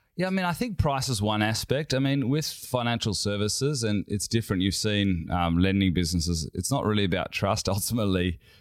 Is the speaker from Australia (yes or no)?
yes; Perth, Western Australia, Australia; moved away as an adult; now in Sydney, Australia; I grew up in Perth